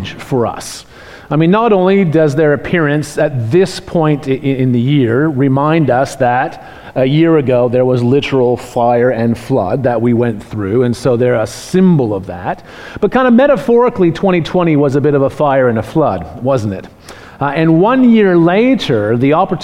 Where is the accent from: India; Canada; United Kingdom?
Canada; now in Australia; I'm from Canada